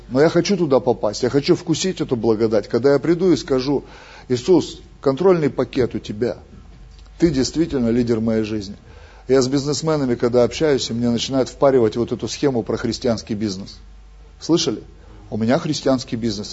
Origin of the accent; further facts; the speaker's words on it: Russia; Мы же из России